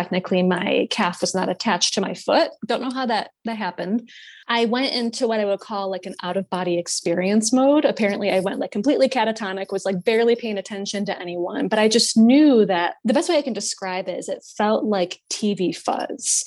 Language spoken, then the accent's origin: English; Rochester, New York, United States; I'm from Rochester, New York. So Western New York, not the cool part